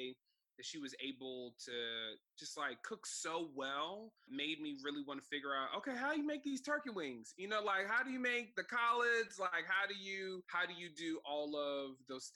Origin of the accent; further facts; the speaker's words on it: Silver Spring, Maryland, United States; growing up in Silver Spring, Maryland, I went to Blake High School